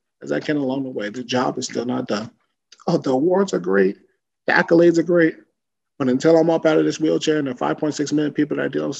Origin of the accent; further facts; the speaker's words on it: Woodbridge, New Jersey, United States; my hometown of Woodbridge, New Jersey